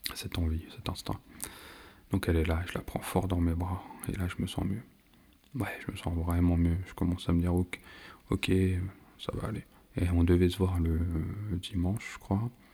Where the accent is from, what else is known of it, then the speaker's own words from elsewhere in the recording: France; je suis né, je vis en France